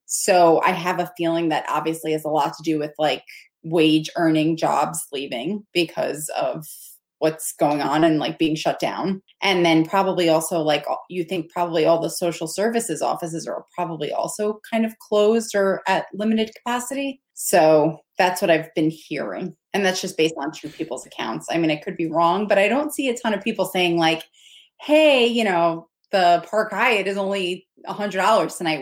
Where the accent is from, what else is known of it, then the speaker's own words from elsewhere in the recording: New York City, New York, United States; as a New Yorker